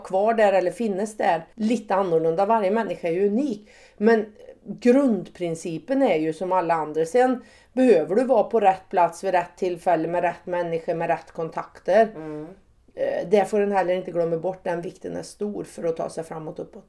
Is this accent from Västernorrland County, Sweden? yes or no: no; Säffle, Värmland, Sweden; moved away; jag är född och uppvuxen på en bondgård på Värmlandsnäs